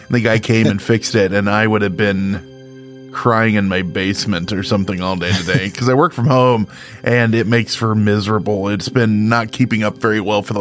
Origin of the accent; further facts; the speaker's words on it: Central Illinois, United States; moved away as an adult; now in Northern Illinois, United States; I'm from Central Illinois. I live now in Northern Illinois.